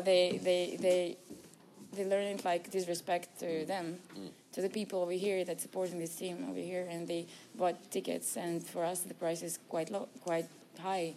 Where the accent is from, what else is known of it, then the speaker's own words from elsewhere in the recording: Astana, Kazakhstan; I'm from here, from Astana.